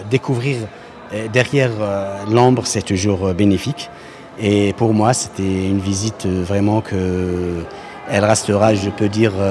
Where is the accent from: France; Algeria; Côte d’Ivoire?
Algeria; western Algeria; Je viens de l'Algérie et plus exactement de l'ouest de l'Algérie, à Doron.